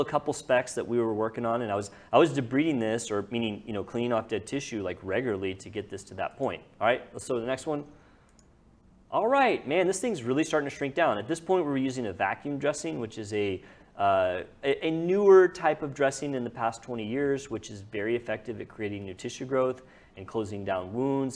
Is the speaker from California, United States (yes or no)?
no; Lewisville, Texas, United States; I grew up on the lake. I grew up there